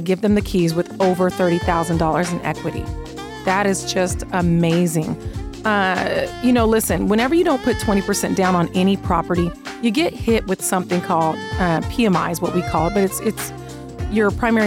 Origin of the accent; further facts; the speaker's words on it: Seattle, Washington, United States; now in Las Vegas, United States; I live here in Vegas. This is my home, but I was born in Seattle